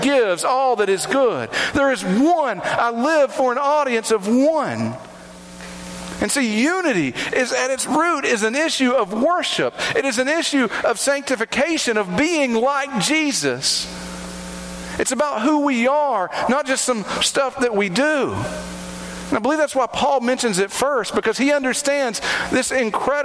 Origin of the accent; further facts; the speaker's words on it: Kingsport, Tennessee, United States; I'm originally from Kingsport